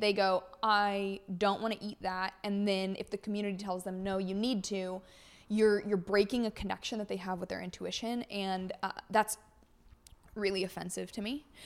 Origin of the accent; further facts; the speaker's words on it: California, United States; moved away; born and raised in California